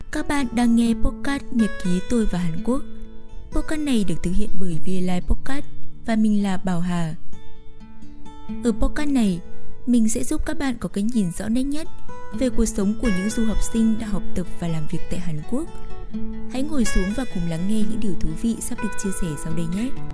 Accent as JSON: {"language": "Vietnamese", "country": "Vietnam", "moved": "as an adult", "lives_now": "South Korea", "said": "mình là người việt nam"}